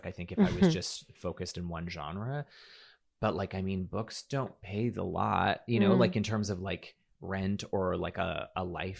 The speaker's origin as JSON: {"language": "English", "region": "Alberta", "country": "Canada", "also_born_or_lived": "Toronto", "said": "I'm from Alberta, so, you know, and I know there's stereotypes about Alberta as well"}